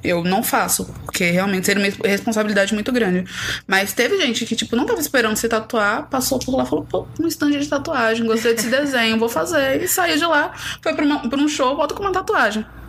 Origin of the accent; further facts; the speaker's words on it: São Paulo, Brazil; also born or lived in Bahia; eu sou paulista. Eu Sim. sempre falei que eu tenho um pé em São Paulo e um pé na Bahia